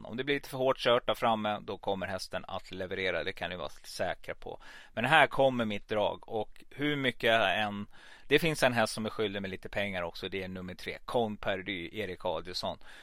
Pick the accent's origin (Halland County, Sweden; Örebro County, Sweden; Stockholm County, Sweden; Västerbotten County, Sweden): Stockholm County, Sweden; Stockholm; also born or lived in Gävle / Hudiksvall; now in Falun, Sweden; jag är född i Gävle, men eh, uppväxt i Stockholm